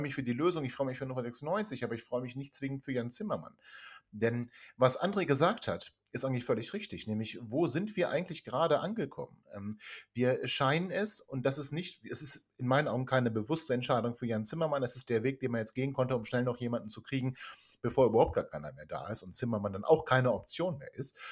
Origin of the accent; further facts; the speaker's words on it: Hanover, Lower Saxony, Germany; ich bin ein gebürtiger Hannoveraner, geboren im Oststadtkrankenhaus